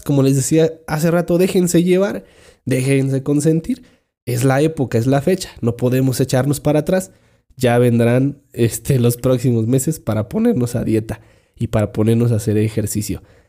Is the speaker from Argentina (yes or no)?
no; Mexico; nuestros villancicos que, que cantamos por acá